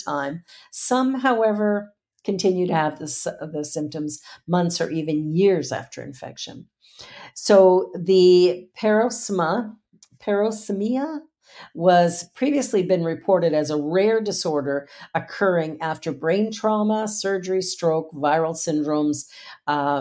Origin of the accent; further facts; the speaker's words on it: Canada; I'm from Canada